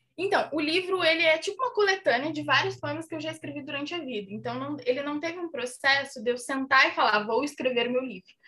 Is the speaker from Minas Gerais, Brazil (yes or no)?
yes; Minas Gerais, Brazil; eu cresci em Minas, numa cidade muito pequena